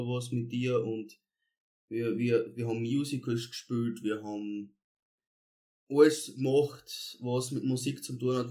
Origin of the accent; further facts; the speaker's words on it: Edelschrott, Styria, Austria; ich komme ja ursprünglich aus dem, Bezirk, aus dem Bezirk Volzberg, aus Edelschrott, ähm, habe dort meine Kindheit verbracht